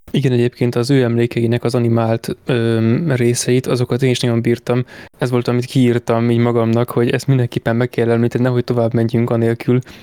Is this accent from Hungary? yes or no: yes; Hungary; magyar vagyok